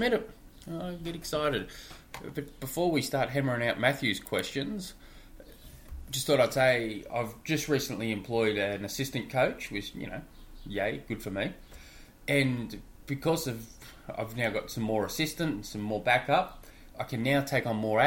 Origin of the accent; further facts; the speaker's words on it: Australia; I'm an Aussie